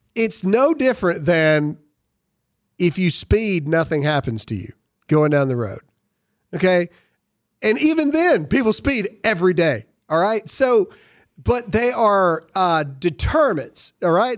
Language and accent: English; Caledonia, Mississippi, United States; I grew up in Mississippi.